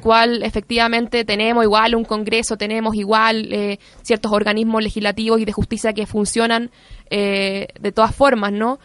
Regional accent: Chile; nosotros como pueblo chileno

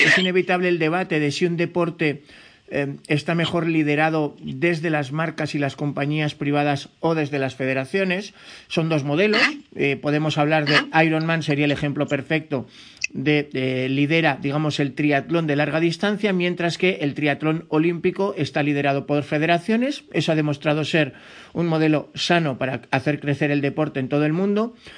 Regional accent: Spain; yo como español

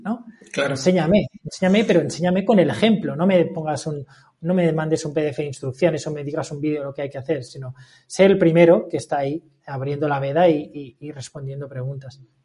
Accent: Valencia, Valencian Community, Spain; moved away as an adult; now in Murcia, Spain; me acaba de mudar a Murcia, yo soy de Valencia

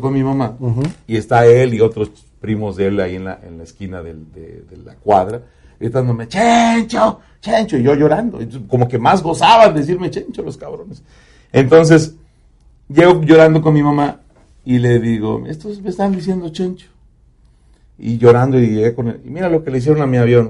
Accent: Zaragoza, Puebla, Mexico; moved away as an adult; now in Dallas, United States; A los 16 años me invita a un grupo de mi pueblo que se llaman los Black Six

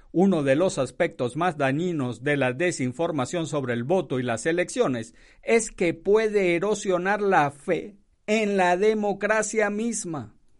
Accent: Venezuela; moved away as an adult; also born or lived in Miami; now in Fort Morgan, United States; yo soy de Venezuela

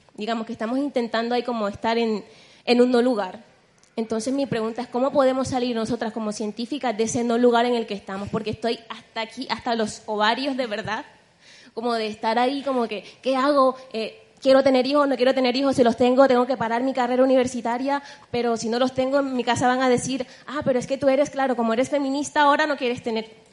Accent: Colombia; moved away as an adult; now in Spain; vengo de Colombia

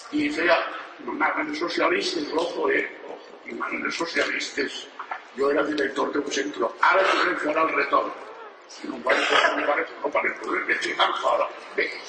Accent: Valencian Community, Spain; Som valencians, mai catalans

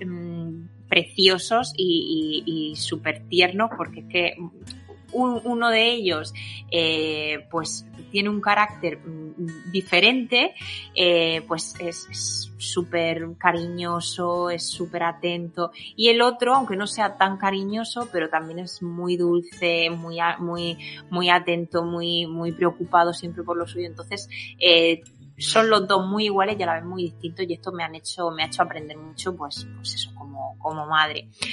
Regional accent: Alicante province, near Murcia, Valencian Community, Spain; accent: Murcian-influenced deje (mistaken for Andalusian); vivo en un pueblecito de, de la comunidad valenciana, concretamente la provincia de Alicante, aunque estoy más cerquita de Murcia que de Alicante es ese deje que a veces me, me, oís a la hora de hablar

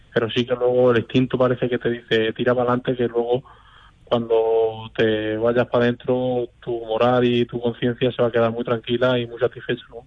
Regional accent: Albacete, Castilla-La Mancha, Spain; la afición de mi tierra

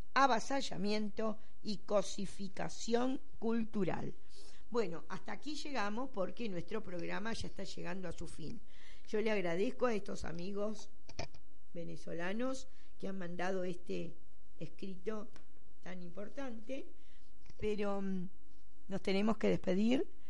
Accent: Buenos Aires, Argentina; porteños somos los porteños de acá, de la ciudad de Buenos Aires

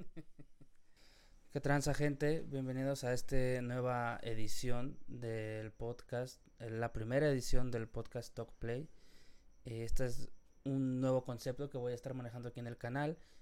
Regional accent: Mexico; yo soy mexicano y la gente que vivimos en México

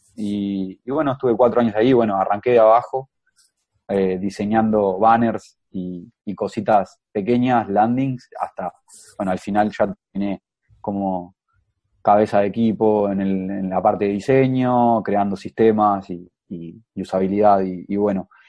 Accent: Ciudad de la Costa, Canelones, Uruguay; now in Montevideo, Uruguay; soy, soy de Uruguay, eh, tengo 28 años y vivo en, Montevideo actualmente, pero en realidad soy, soy de la ciudad de La Costa

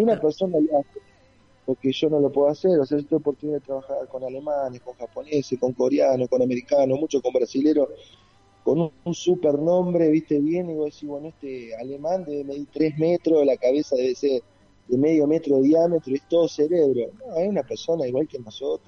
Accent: Pueblo Irigoyen, Santa Fe, Argentina; moved away as an adult; now in Rosario, Argentina; nací en un pueblo del interior de Santa Fe, Pueblo Irigoyen, mi querido pueblo

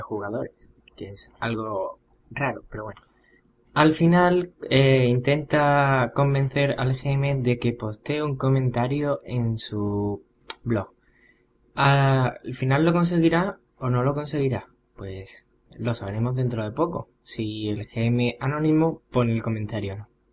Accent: Seville, Andalusia, Spain; soy un guaguero sevillano

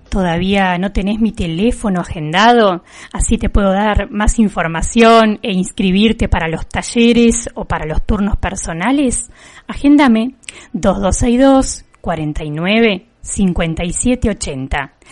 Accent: Juan N. Fernández, Buenos Aires Province, Argentina; mi pueblo

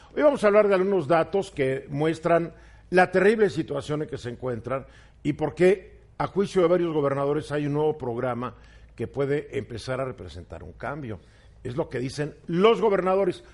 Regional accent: Mexico

